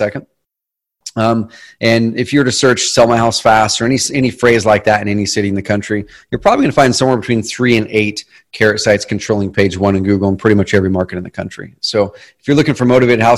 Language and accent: English; Southern Oregon, United States; also born or lived in Roseburg, Oregon; We grew up in Southern Oregon in a different town. I live in a town called Roseburg now